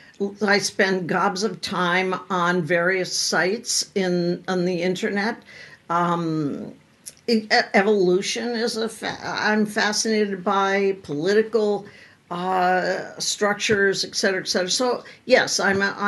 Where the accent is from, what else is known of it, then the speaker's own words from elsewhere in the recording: New England, United States; now in Los Angeles, United States; I grew up in New England